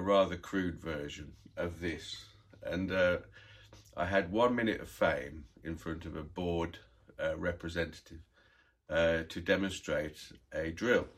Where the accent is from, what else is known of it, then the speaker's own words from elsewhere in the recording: United Kingdom; now in United States; I'm a British inventor that lives in the U S